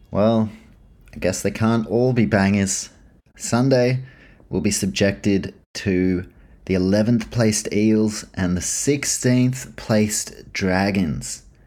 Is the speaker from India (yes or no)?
no; New Zealand; as a Kiwi